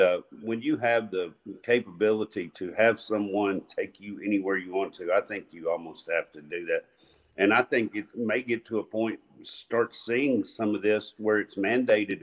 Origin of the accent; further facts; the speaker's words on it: Nashville, Tennessee, United States; we are from Metro Nashville